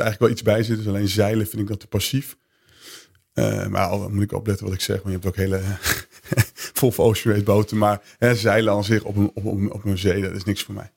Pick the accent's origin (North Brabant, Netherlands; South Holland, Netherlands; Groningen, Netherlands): Groningen, Netherlands; Veendam; ik ben geboren en getogen in Veendam